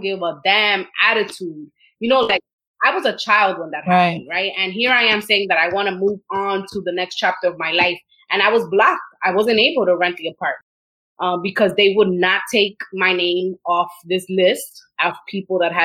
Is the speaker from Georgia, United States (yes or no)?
no; New York City, New York, United States; I grew up in Washington Heights in Inwood, just a few blocks away actually of where I live right now